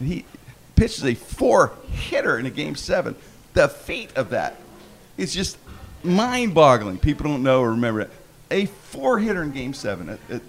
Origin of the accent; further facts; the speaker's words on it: Pittsburgh, Pennsylvania, United States; growing up in Pittsburgh